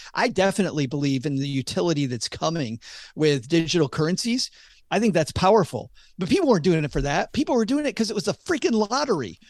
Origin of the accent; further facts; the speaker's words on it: Michigan, United States; I'm from Michigan